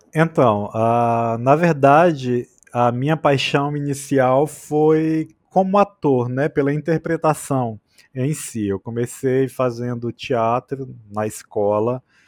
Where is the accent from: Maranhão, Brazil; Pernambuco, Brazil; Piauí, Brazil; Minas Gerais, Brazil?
Piauí, Brazil; Oeiras; accent: nordestino; moved away as an adult; also born or lived in Picos, Piauí; now in São Paulo, Brazil; numa cidade como Oeiras, que é minha cidade natal, como Picos, que é onde eu vivi por 12 anos